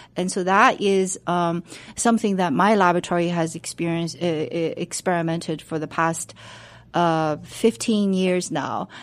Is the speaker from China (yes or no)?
yes; China; moved away as an adult; now in United States; I was born and raised in China. I went to college in Beijing.